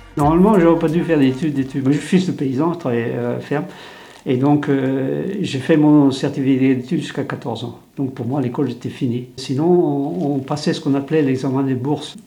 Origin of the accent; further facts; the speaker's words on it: Brittany, France; first language Breton; French is a second language; Je parlais que breton à 6 ans. Je parlais pas un mot de français